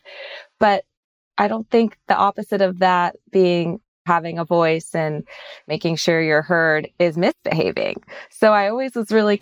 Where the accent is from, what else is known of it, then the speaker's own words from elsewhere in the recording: Sacramento, California, United States; also born or lived in Pennsylvania; I'm originally from Sacramento, California, but went to school out in Pennsylvania, came back to California after I graduated